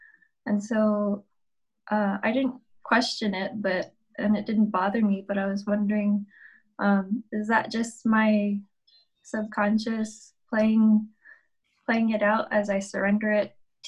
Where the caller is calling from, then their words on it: Guam; I'm coming from Guam, out in the Pacific Ocean.